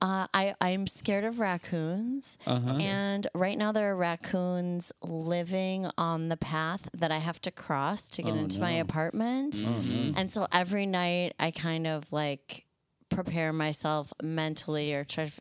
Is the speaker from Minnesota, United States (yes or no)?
yes; Minnesota, United States; moved away; also born or lived in New York; I'm from Minnesota. I lived in New York for a little bit. I've lived here for a long time